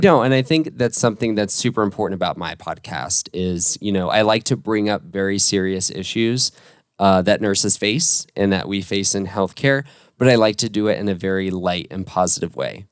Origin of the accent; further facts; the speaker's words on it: Orlando, Florida, United States; I was born and raised in Orlando